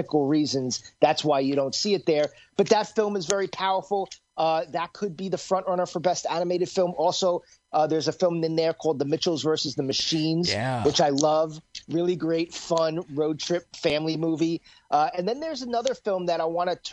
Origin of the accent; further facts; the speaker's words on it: New York, United States; I'm a New Yorker